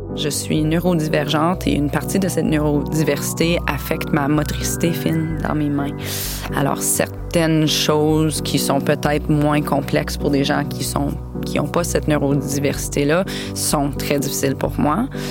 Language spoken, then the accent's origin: French; London, Ontario, Canada; moved away as an adult; also born or lived in Spain / Miami / Sorel-Tracy; now in Gaspé, Canada; j'ai été élevée à London, en Ontario